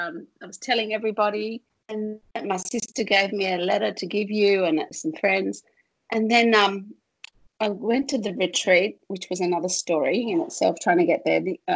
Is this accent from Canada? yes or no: no; Australia; from Australia